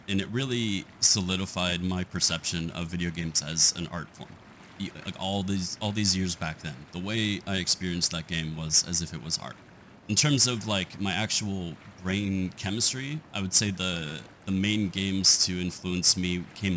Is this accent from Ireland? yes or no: no; Canada; I am a Canadian white dude